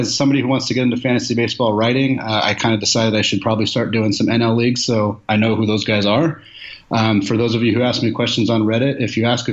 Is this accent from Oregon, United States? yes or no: yes; Portland, Oregon, United States; moved away as an adult; also born or lived in Spokane, Washington; now in Seattle, United States; I'm originally from Portland, Oregon, so I grew up without a super close hometown team